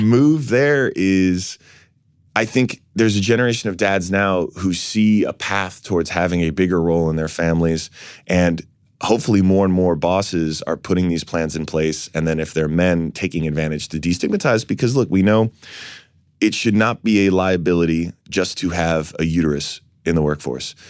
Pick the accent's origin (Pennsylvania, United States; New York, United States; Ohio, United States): New York, United States; New York City; I was born down here in San Francisco's hospital here in New York